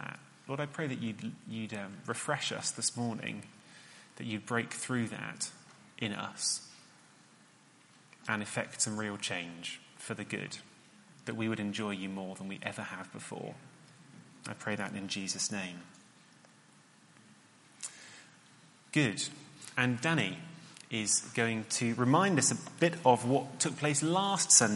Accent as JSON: {"language": "English", "town": "Cheltenham", "region": "South West England", "country": "United Kingdom", "tie": "born or raised there", "said": "where I grew up in Cheltenham"}